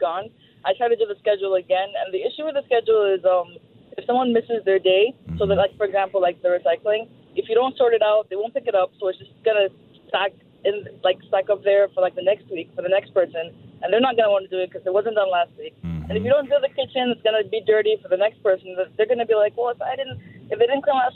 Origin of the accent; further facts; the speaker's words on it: Nigeria; moved away as an adult; now in Canada; I am from Nigeria. I'm just here for university.